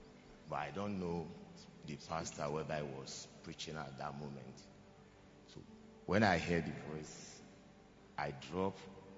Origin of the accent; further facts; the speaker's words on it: Nigeria; moved away as an adult; now in Ghana; I'm from Nigeria. Yeah, I've been in Ghana now for almost 6 years.